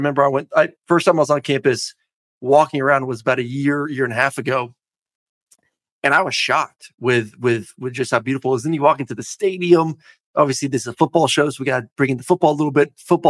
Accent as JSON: {"language": "English", "town": "Tampa", "region": "Florida", "country": "United States", "tie": "born or raised there", "said": "growing up in Tampa."}